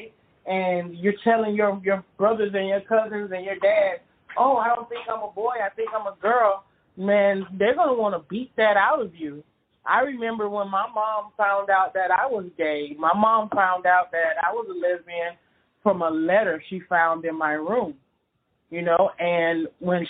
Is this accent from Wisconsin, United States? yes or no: no; Miami, Florida, United States; Growing up in Miami in the city